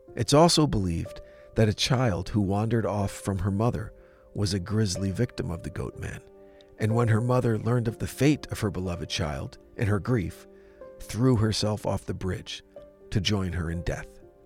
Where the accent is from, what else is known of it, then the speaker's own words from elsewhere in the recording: Jefferson, New Jersey, United States; the small town of Jefferson, New Jersey, my hometown